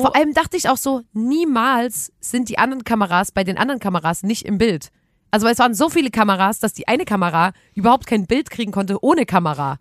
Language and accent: German; Chemnitz, Saxony, Germany; wir kommen auch aus Chemnitz